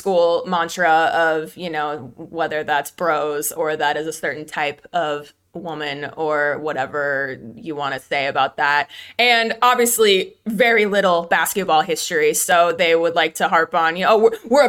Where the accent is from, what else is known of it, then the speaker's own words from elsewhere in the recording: Phoenix, Arizona, United States; I grew up in the Phoenix area.